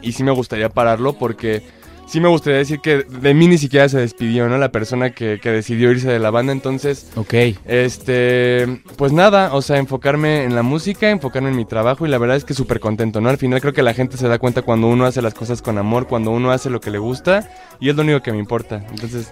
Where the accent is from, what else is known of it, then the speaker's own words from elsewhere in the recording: Mexico; yo como mexicano